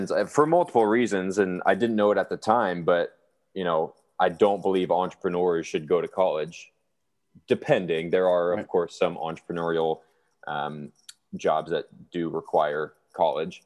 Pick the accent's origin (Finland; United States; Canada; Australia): United States; Lodi, California; I grew up in Lodi, California